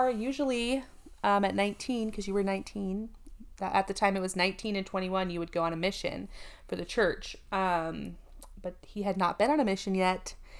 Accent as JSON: {"language": "English", "region": "East Coast", "country": "United States", "tie": "born or raised there", "said": "I grew up on the East Coast, so middle school and high school, very much the odd one out being Mormon"}